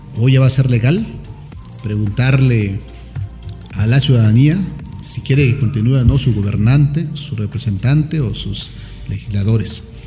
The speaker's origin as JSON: {"language": "Spanish", "region": "Oaxaca", "country": "Mexico", "said": "trabajo por mi tierra, trabajo por mi gente, porque mi compromiso es Oaxaca"}